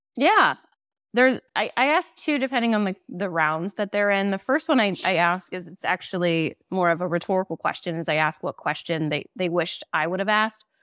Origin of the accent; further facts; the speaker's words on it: Nebraska, United States; moved away as an adult; also born or lived in Iowa; now in Chicago, United States; I'm actually from Nebraska. I moved from Nebraska to Iowa to open an office there